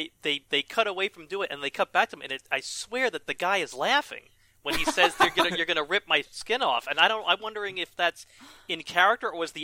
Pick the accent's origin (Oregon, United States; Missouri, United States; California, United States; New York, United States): New York, United States; I'm a New Yorker